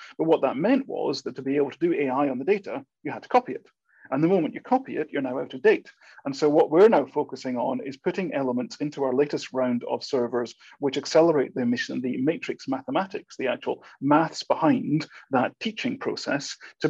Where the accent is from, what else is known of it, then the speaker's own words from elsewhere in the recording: Scotland, United Kingdom; accent: Scottish; I'm a Scotsman, as my accent may or may not be coming out across too strongly these days. It depends how often I've been back to Scotland to determine this.